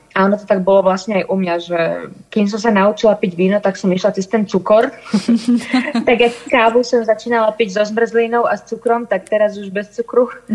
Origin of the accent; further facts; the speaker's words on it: Svätý Jur, Bratislava Region, Slovakia; My sme teda obidva zo Svetého Jura, to znamená, že obidva sme vyrastali vo vinárskych rodinách